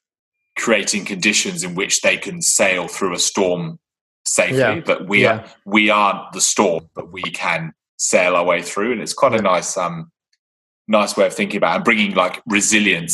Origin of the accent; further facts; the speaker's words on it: England, United Kingdom; I am English